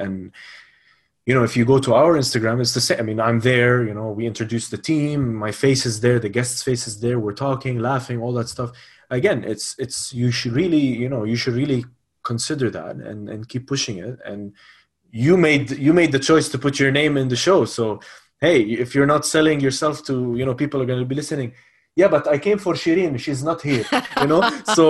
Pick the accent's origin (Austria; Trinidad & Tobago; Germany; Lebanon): Lebanon; also born or lived in United Arab Emirates / Spain; now in Abu Dhabi, United Arab Emirates; I am from Lebanon, but I've lived all my life in the UAE. I studied in Lebanon, and I studied in Spain. But very much so, I would call Abu Dhabi my home.